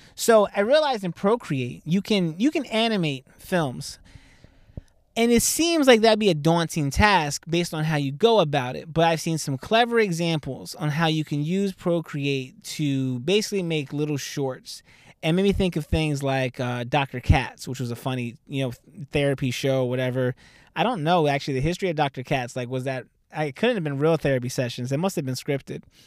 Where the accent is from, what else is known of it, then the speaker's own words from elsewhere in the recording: Southern New Jersey, United States; also born or lived in Philadelphia; I'm from Southern Jersey